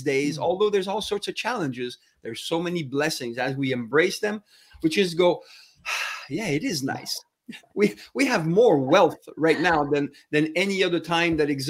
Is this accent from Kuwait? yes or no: no; Ontario, Canada; accent: French